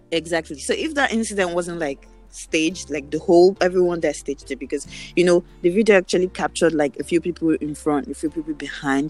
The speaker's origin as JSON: {"language": "English", "country": "Nigeria", "moved": "yes", "said": "where are you from? And I'm like, Nigeria."}